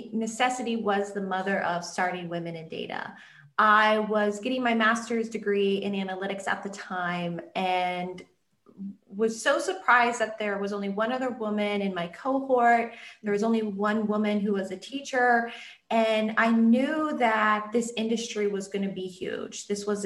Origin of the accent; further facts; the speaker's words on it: Iowa, United States; I grew up in Iowa. I'm a farm girl.